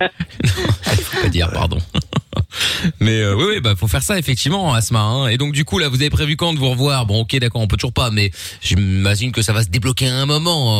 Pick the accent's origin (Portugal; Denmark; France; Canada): Portugal; je suis portugais